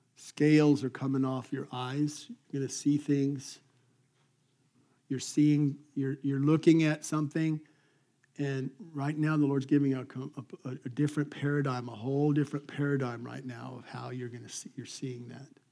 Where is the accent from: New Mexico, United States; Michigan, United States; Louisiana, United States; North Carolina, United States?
New Mexico, United States; Albuquerque; growing up in Albuquerque in the desert of New Mexico